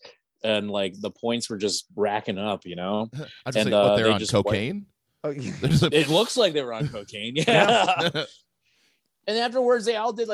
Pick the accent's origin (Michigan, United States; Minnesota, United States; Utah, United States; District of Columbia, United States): Minnesota, United States; Minneapolis; moved away; I'm from Minneapolis originally